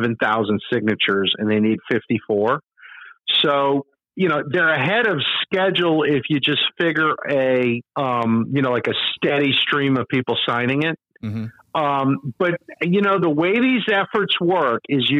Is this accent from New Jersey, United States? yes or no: no; Metairie, Louisiana, United States; I grew up in Metairie, so I'm not actually a New Orleanian